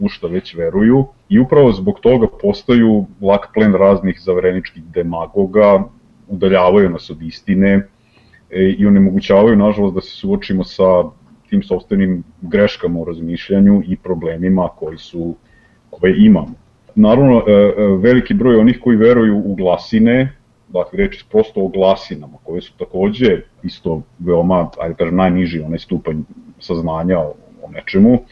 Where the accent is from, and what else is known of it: Serbia